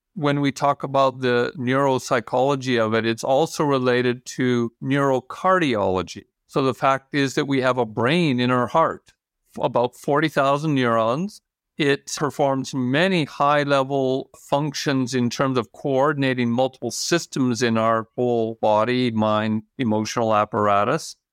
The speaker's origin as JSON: {"language": "English", "country": "Canada", "tie": "born or raised there", "also_born_or_lived": "United States", "moved": "as an adult", "lives_now": "Norway", "said": "I'm American-born, Canadian-raised, Norwegian resident for the last fifteen years."}